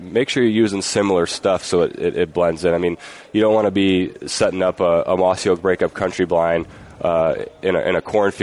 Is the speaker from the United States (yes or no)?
yes; Ohio, United States; we're from Ohio